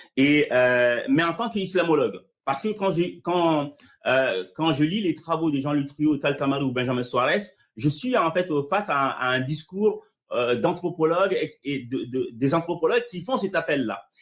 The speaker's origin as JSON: {"language": "French", "country": "Mali", "tie": "born or raised there", "moved": "yes", "said": "je suis né au Mali et que j'ai grandi dans ce cadre-là"}